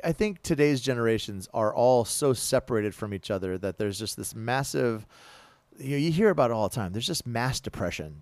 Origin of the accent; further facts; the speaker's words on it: United States; as American citizens